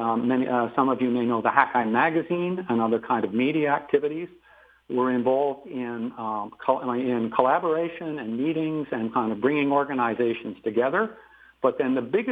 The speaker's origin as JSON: {"language": "English", "area": "Vancouver Island", "region": "British Columbia", "country": "Canada", "tie": "born or raised there", "also_born_or_lived": "Port Alberni / England / Waterloo, Ontario", "moved": "as an adult", "lives_now": "Quadra Island, Canada", "said": "I was born in Port Alberni. I grew up on Vancouver Island."}